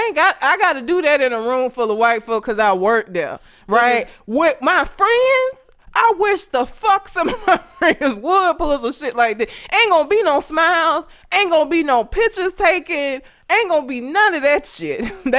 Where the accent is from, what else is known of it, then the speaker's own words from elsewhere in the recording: Talladega, Alabama, United States; I grew up in Talladega. Do you know how fucking white Talladega is?